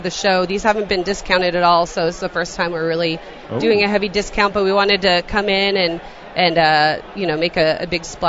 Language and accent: English; Colorado, United States; We're from Colorado, so it has to be Coors Light.